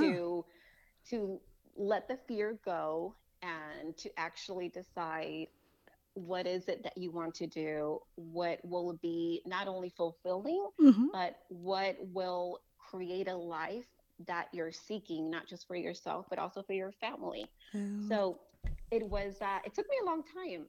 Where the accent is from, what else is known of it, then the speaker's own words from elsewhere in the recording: Tijuana, Baja California, Mexico; moved away as an adult; also born or lived in Los Angeles, California, United States; now in Texas, United States; I was born in California mm-hmm. and grew up in Mexico until I was 18.